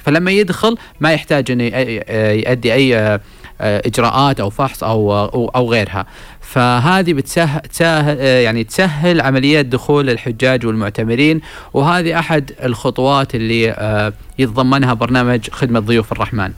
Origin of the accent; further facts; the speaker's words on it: Saudi Arabia; إحنا كسعوديين